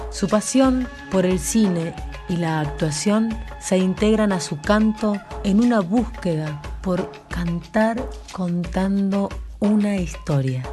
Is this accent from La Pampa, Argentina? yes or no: yes; La Pampa, Argentina; yo vengo de la provincia de La Pampa, ¿no? Al norte, donde no tenemos río